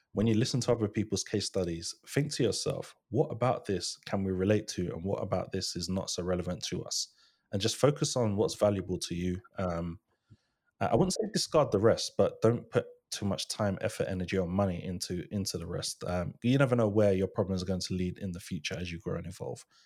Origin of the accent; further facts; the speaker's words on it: Ghana; I'm Ghanaian, I'm from, I'm from West Africa